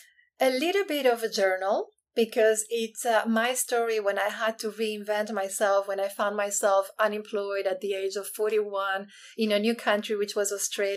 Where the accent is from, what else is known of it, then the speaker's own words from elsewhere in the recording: Spain; now in Hong Kong; So I'm originally from Spain, but I've lived in 9 countries and Hong Kong is home right now, and it's been home for the past 16 years.